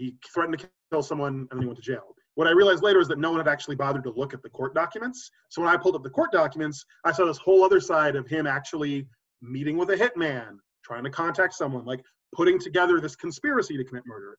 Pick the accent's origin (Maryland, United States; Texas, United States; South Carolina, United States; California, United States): Texas, United States; Austin; moved away as an adult; also born or lived in Pennsylvania / New York; I was already growing up in Austin with my mom